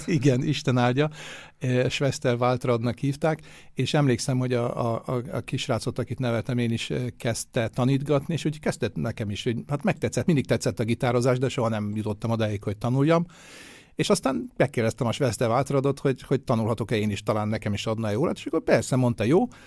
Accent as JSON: {"language": "Hungarian", "region": "Budapest", "country": "Hungary", "tie": "born or raised there", "moved": "yes", "lives_now": "Vienna, Austria", "said": "a Budapesten nőttem föl"}